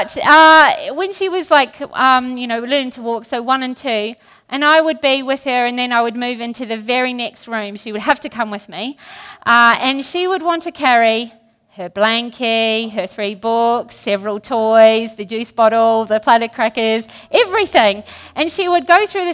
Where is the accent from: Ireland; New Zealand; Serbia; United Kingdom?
New Zealand; since I'm from New Zealand